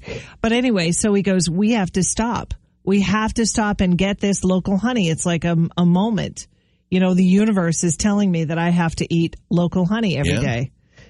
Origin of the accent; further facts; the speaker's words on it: Nashua, New Hampshire, United States; I grew up in Nashua in the French-Canadian section